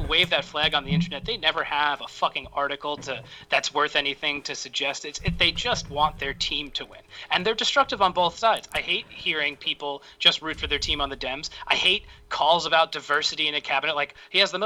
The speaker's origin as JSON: {"language": "English", "town": "Massapequa", "region": "New York", "country": "United States", "accent": "New York", "moved": "as an adult", "lives_now": "Maryland, United States", "said": "I'm from Massapequa"}